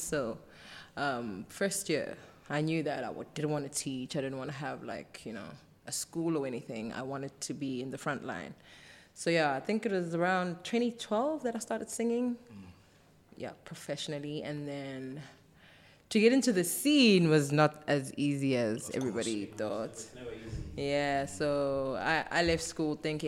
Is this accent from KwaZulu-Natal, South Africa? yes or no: yes; Umlazi, KwaZulu-Natal, South Africa; also born or lived in Eastern Cape; Tomboy from Umlazi, born and raised